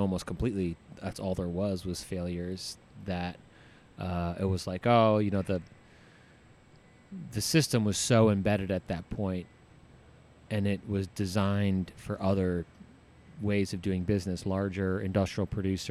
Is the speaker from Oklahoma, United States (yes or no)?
no; New Jersey, United States; moved away as an adult; also born or lived in Florida Keys / Colorado; I grew up in New Jersey and. You know, graduated high school there